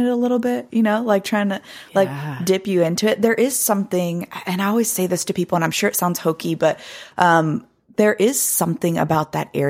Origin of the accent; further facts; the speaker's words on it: Blue Ridge Mountains, United States; But people will often describe the same thing particularly about where I'm from the Blue Ridge Mountains, that area just feels magical.